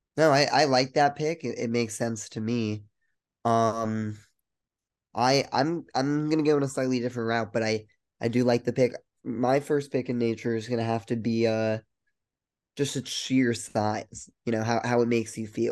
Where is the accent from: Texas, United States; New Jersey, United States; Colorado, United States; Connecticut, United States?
Colorado, United States; We're both from Colorado